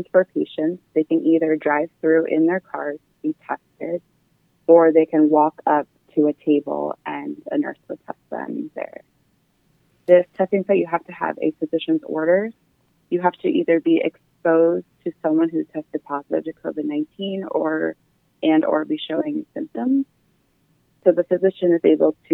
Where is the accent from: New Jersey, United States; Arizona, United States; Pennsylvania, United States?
Pennsylvania, United States; Harleysville; also born or lived in Chicago, Illinois / Philadelphia, Pennsylvania; I'm from Harlowsville, Pennsylvania, and like you said, I went to Christopher Dock Mennonite High School.